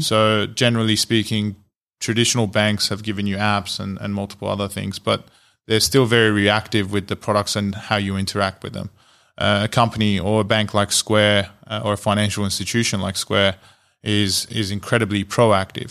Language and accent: English; Australia; moved away as an adult; now in United States; I'm Australian, so I'm an Australian entrepreneur that's moved to the US